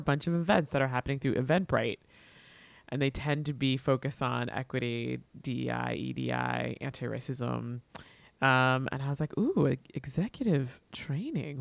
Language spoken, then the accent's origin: English; Miami, Florida, United States; also born or lived in Atlanta; I I grew up here, um, born and raised